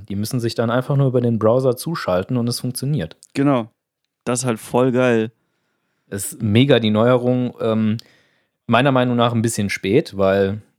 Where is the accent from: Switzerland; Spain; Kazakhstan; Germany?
Germany